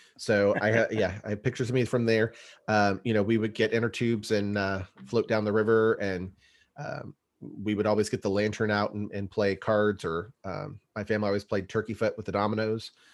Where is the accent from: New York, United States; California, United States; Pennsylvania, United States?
California, United States; East Bay, San Francisco area; we grew up in California, the, the East Bay, San Francisco area